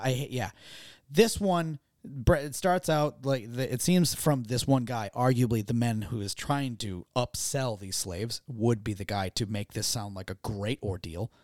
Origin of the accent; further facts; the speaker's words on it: Gloucester, Massachusetts, United States; So we never had those in, in my hometown